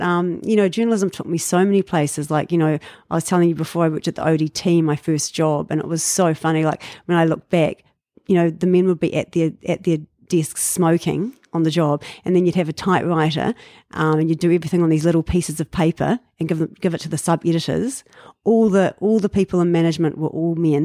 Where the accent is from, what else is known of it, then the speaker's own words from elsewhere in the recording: Dunedin, Otago, New Zealand; moved away as an adult; now in Auckland, New Zealand; I was born in Dunedin